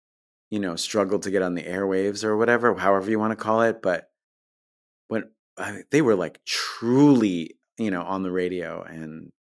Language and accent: English; New York, United States; And I grew up on Long Island in New York, you know, maybe 30 or 40 minutes outside of New York City.